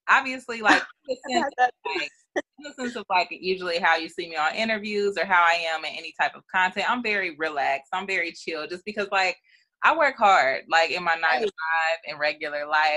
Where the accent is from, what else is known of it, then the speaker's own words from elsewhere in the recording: Dayton, Ohio, United States; I'm from Dayton